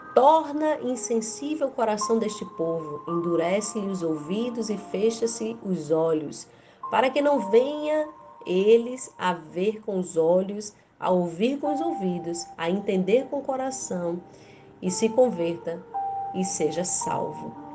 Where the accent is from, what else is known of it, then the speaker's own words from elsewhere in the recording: Rio Grande do Norte, Brazil; sou do Brasil, Rio Grande do Norte